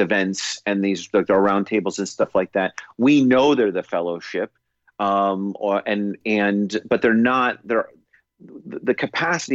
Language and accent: English; United States; we're both American